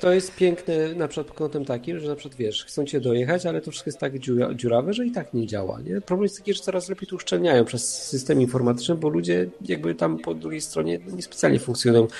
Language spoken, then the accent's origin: Polish; Silesian Voivodeship, Poland; ja jestem ze Śląska, tu, tu wszystko stary jest na wungiel